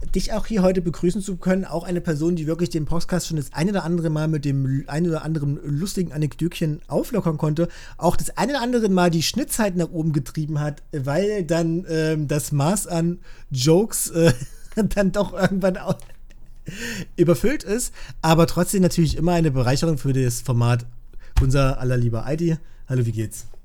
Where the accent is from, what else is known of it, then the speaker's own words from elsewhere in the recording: Germany; bei uns in Deutschland